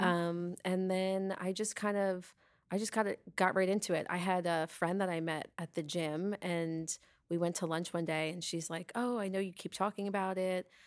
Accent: Long Island, New York, United States; now in Tampa Bay, United States; I grew up on Long Island

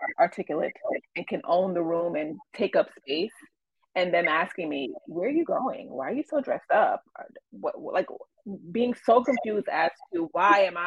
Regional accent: New York City, New York, United States; growing up in the Bronx

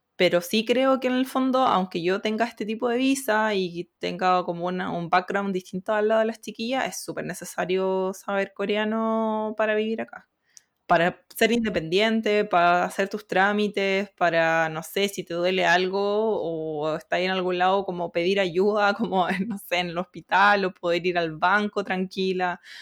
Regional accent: Chile; moved away as an adult; now in South Korea; la comunidad chilena

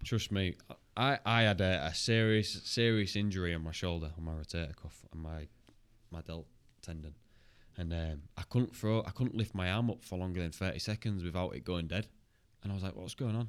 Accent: Hull, Yorkshire and the Humber, United Kingdom; I'm from Hull

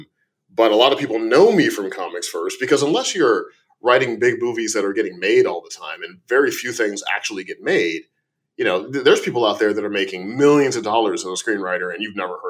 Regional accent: Chicago, Illinois, United States; born there; but I'm going to call it Blame because I was born in Chicago.

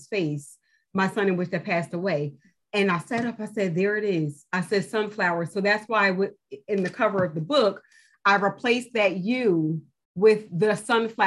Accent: New Jersey, United States; moved away as an adult; now in North Carolina, United States; I'm from New Jersey. I started it in New Jersey. It wasn't until we moved to North Carolina some years later

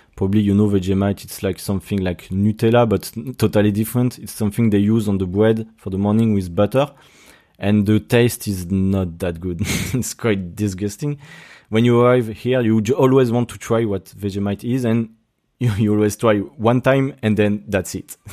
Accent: Brittany, France; accent: French; English is a second language; moved away as an adult; now in Sydney, Australia; because I'm from Brittany in France.

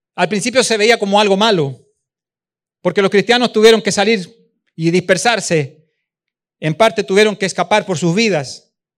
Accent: Chile; moved away; also born or lived in Venezuela; allá en Chile, en mi país

